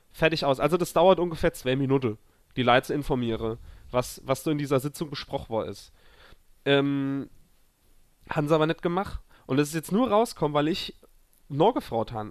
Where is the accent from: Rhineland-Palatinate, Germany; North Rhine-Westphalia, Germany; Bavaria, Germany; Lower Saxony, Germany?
Rhineland-Palatinate, Germany; a village near Zweibrücken; moved away; Dorffest bei uns äh, im Dorf, wo ich herkomme